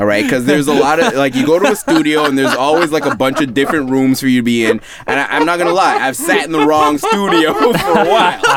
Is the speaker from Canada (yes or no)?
yes; Montreal, Quebec, Canada; now in Vancouver, Canada; I'm from Montreal, born and raised Montreal, and I chose to move to Vancouver